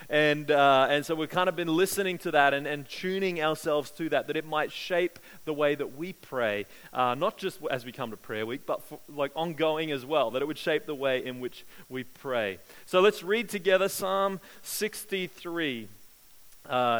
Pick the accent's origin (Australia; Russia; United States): Australia; growing up in Australia